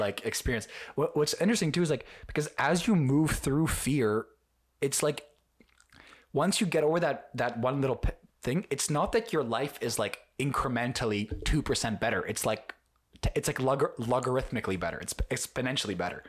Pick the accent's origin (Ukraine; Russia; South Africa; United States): Ukraine; I'm from Ukraine myself